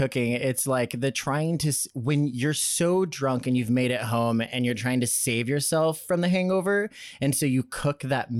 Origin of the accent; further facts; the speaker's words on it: Midwest, United States; also born or lived in Cleveland, Ohio; We're from the Midwest.